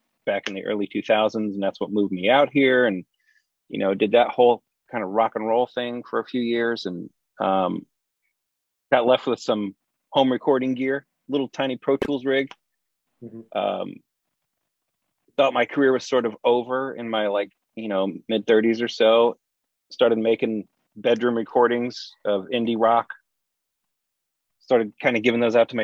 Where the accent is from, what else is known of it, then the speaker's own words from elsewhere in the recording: near St. Louis, Southern Illinois, United States; moved away; I grew up in Illinois. Southern Illinois, right outside of St. Louis.